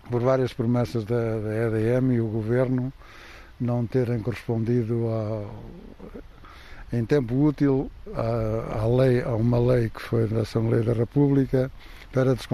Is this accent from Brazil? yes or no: no; Diosa, Viseu, Portugal; sou do Diosa, distrito de Viseu, e vivo aqui há 61 anos.